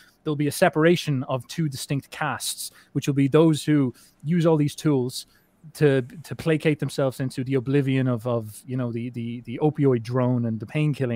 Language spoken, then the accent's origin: English; Ireland; I'm Irish